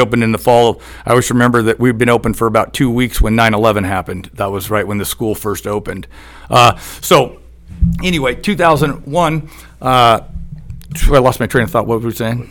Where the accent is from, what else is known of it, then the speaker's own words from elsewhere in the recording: Eugene, Oregon, United States; I'm from Eugene, Oregon